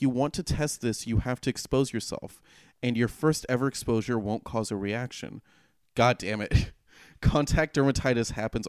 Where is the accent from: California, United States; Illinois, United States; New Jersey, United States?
California, United States; we grew up in California